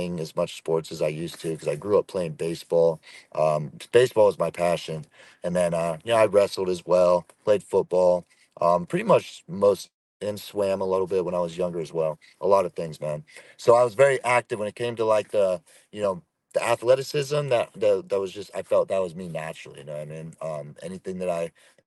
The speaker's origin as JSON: {"language": "English", "town": "Chico", "region": "California", "country": "United States", "tie": "born or raised there", "moved": "as an adult", "said": "I was born and raised in California, Northern California, a place called Chico, small town just north of Sacramento up there"}